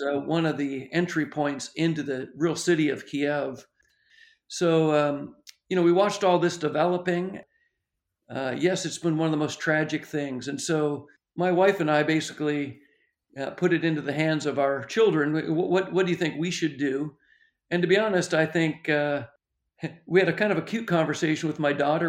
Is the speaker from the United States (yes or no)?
no; Ontario, Canada; I, I grew up in the Churches of Christ, and a little church in Ontario